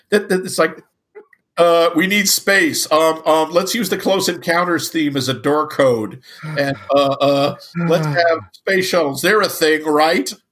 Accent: Netherlands; Yeah, I'm from Holland. Isn't that weird?

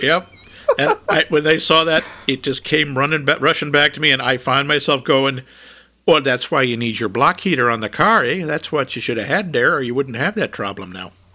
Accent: New England, United States; moved away as an adult; also born or lived in Minnesota; from New England and I had enormous trouble adjusting to the weather in Minnesota.

